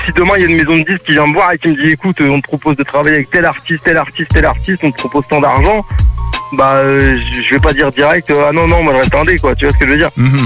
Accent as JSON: {"language": "French", "town": "Le Havre", "region": "Normandy", "country": "France", "moved": "as an adult", "lives_now": "Cévennes, France", "said": "je viens à la base, je viens du Havre, tu vois, en Normandie"}